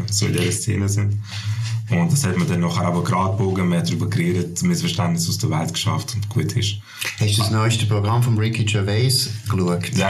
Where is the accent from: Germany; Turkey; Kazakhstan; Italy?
Turkey; now in Switzerland; Ich bin Türk und ich habe einen Schweizer Pass.